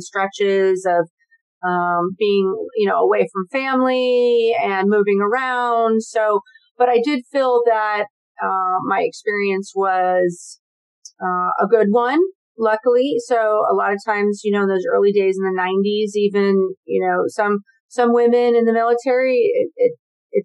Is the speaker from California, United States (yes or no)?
yes; Santa Rosa, California, United States; now in San Diego, United States; I was born and raised in Santa Rosa, California, which is in Northern California